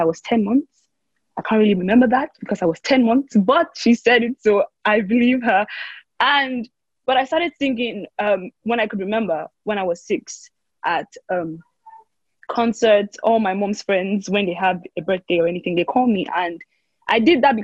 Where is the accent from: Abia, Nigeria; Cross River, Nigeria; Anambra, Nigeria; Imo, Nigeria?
Cross River, Nigeria; now in Lagos, Nigeria; I am from Cross River State, Nigeria